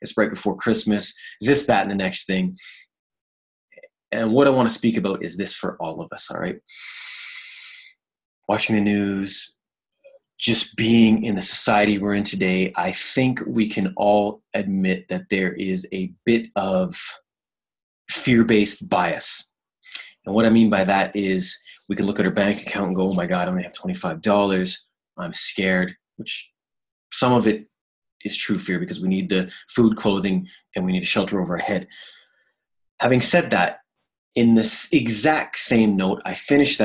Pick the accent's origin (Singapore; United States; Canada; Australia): Canada; East Coast of Canada, Atlantic Canada; moved away; also born or lived in Ontario; I grew up on the East Coast of Canada. I was born out there.